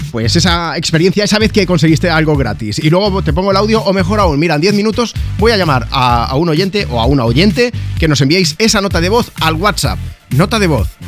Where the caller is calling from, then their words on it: Ibiza, Balearic Islands, Spain; de Ibiza.